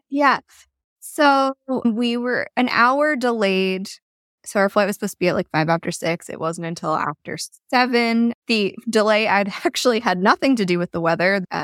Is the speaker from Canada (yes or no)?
yes; Canada; I mean, being Canadian, I feel like we have a little bit of an excuse.